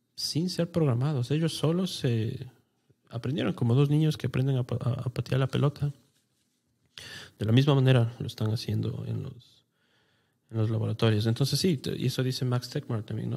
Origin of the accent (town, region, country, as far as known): Ecuador